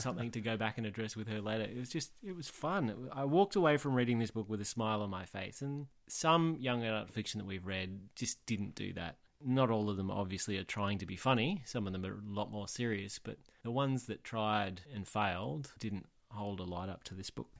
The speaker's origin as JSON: {"language": "English", "town": "Tamworth", "region": "New South Wales", "country": "Australia", "tie": "born or raised there", "said": "I'm from Tamworth. I grew up in Tamworth and just outside of Tamworth."}